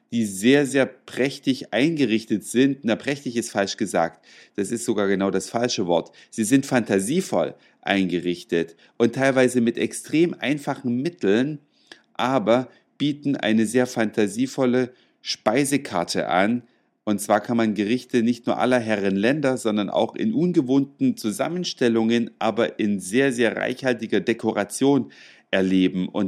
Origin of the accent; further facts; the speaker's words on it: Hamburg, Germany; wir sind aus Hamburg, ja, und da war er auch schon mal 1981